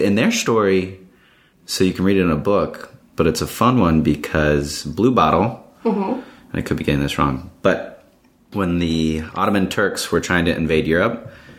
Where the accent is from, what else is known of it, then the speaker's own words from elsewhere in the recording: Midwest, United States; now in Washington, D.C., United States; I had to show that I was from the Midwest there.